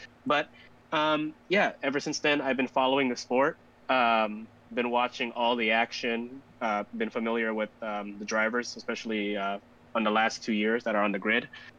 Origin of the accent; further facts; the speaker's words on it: Philippines; now in Chicago, United States; So we are Filipino. That part is true. But we are actually based in the United States, in Chicago, Illinois, to be exact.